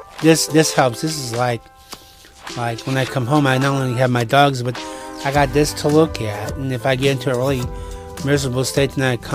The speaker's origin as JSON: {"language": "English", "town": "East St. Louis", "region": "Illinois", "country": "United States", "tie": "born or raised there", "said": "I was a kid growing up in East St. Louis"}